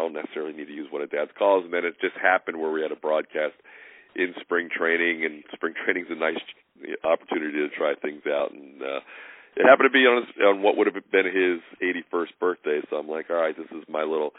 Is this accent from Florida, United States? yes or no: no; Philadelphia, Pennsylvania, United States; moved away; friends I grew up with around the Philadelphia area